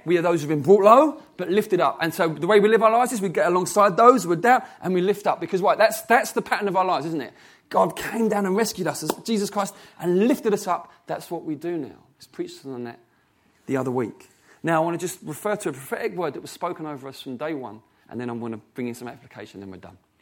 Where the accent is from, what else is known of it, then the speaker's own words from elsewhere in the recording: England, United Kingdom; I've been born in English. I'm an English person